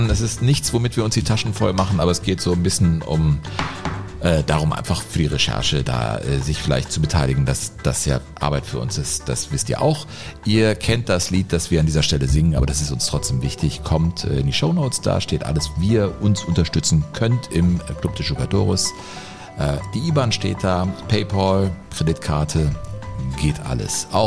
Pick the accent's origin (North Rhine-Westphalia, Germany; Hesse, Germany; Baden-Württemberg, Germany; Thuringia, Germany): North Rhine-Westphalia, Germany; Bielefeld; eine kuriose Fußballgeschichte aus meiner Heimat, über die ich neuerlich gestolpert bin. Es geht um meinen Herzensverein Arminia Bielefeld